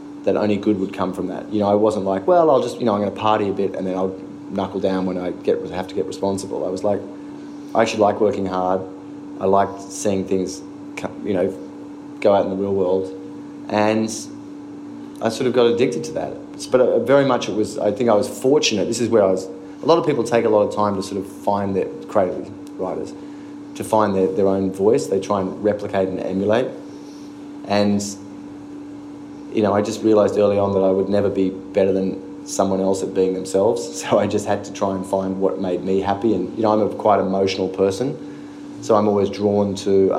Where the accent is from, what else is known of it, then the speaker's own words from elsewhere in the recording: Australia; moved away as an adult; now in New York, United States; being Australian